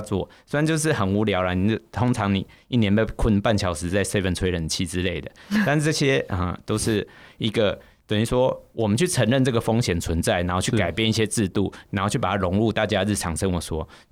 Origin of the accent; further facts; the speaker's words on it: Taiwan; 我们作为台湾人